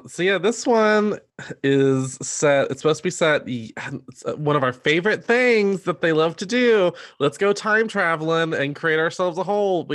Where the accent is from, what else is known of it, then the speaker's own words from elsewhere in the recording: Pinehurst, North Carolina, United States; Pinehurst, which is literally my hometown.